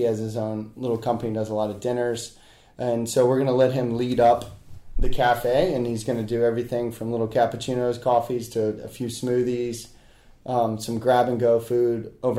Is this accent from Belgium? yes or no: no; Charleston, South Carolina, United States; I grew up in West Ashley.